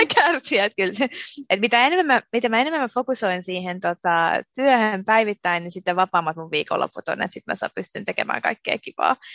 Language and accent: Finnish; Finland; moved away as an adult; now in Amsterdam, Netherlands; mä olen syntynyt ja asunut Suomessa koko elämäni